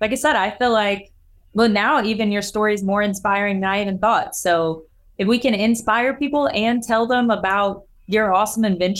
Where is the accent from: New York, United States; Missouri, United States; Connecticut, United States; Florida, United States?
Missouri, United States; So we're both from Missouri.